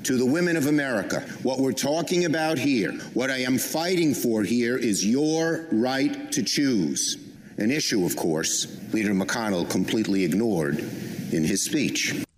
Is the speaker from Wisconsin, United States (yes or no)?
no; New York, United States; I'm from Brooklyn. We speak in strong language.